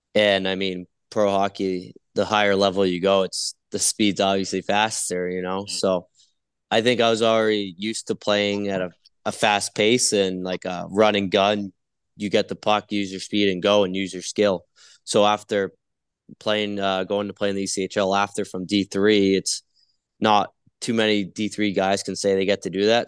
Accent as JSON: {"language": "English", "town": "Biddeford", "region": "Maine", "country": "United States", "tie": "born or raised there", "moved": "yes", "said": "I went to the University of New England. It's in my hometown, so it's five minutes away from my, uh, from my house with my parents"}